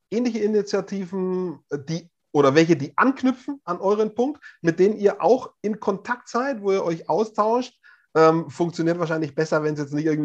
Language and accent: German; Hof, Bavaria, Germany; Es gab im Herbst in Hof, meiner Heimatstadt, eine das traditionelle Stabhochsprung-Meeting in der Innenstadt